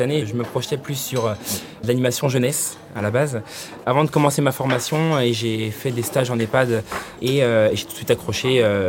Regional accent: Chemillé, Pays de la Loire, France; j'ai 21 ans, euh, je viens de Chemillé

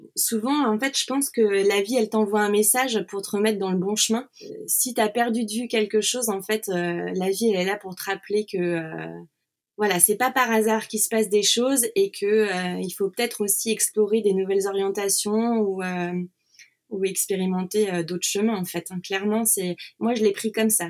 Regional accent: Nantes, Pays de la Loire, France; moved away as an adult; now in Switzerland; je suis de Nantes

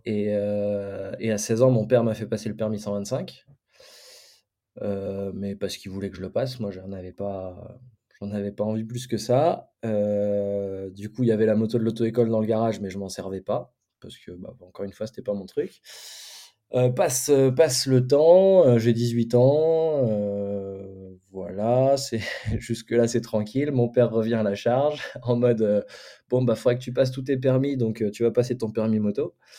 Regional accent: Champagne, Grand Est, France; on vient de la Champagne

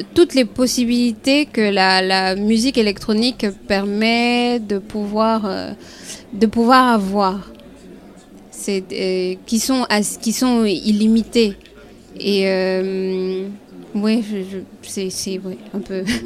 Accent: Côte d’Ivoire; en tant qu'Ivoirienne

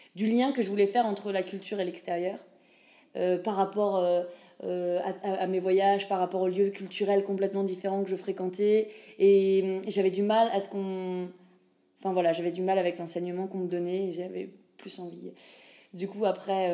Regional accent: Pont-à-Mousson, Grand Est, France; accent: French; moved away as an adult; also born or lived in Nancy / Lille / Namur; je viens de France, plus précisément de Lorraine. Et encore plus précisément, je suis musipontaine, c'est-à-dire habitante de Pont-à-Mousson

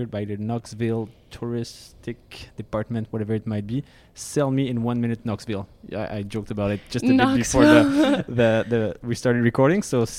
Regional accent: France; accent: French; English is a second language; I'm French from France, so I have a French accent.

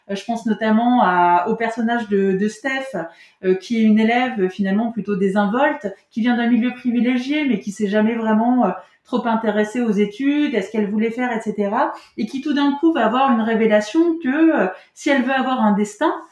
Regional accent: Grand Est, France; enfin moi je suis Lorraine, donc j'espérais reconnaître un peu la Lorraine.

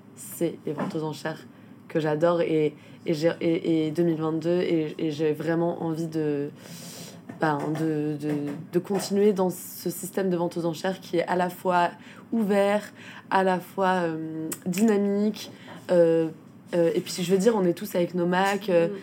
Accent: Rennes, Brittany, France; moved away; je venais de Rennes

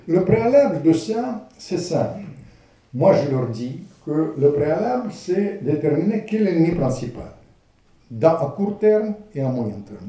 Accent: Ukraine; French is a second language; moved away; also born or lived in Russia; moi je suis ukrainien

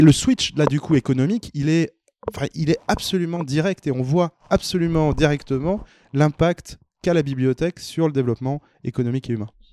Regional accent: Auvergne-Rhône-Alpes, France; je suis auvergnat

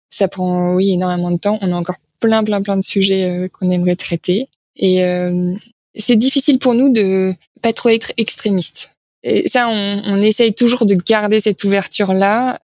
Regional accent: France; On est français

